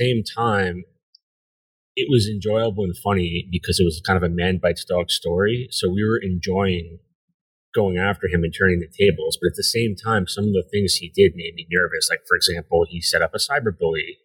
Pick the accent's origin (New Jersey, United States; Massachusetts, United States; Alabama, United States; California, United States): New Jersey, United States; I grew up in New Jersey, right outside Manhattan